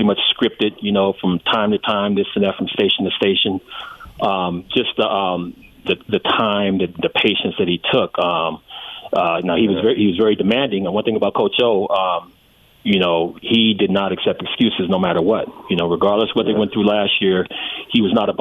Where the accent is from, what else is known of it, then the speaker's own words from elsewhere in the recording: Compton, California, United States; Michael and I grew up together in Compton